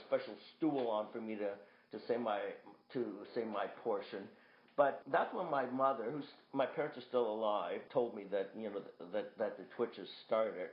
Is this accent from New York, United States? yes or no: no; Boston, Massachusetts, United States; I was born in Boston